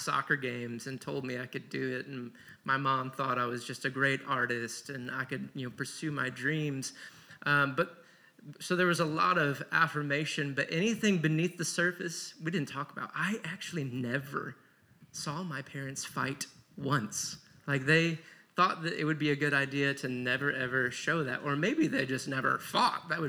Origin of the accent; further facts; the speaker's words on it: Michigan, United States; I came from a quiet, Jesus-loving Midwestern family. We grew up in Michigan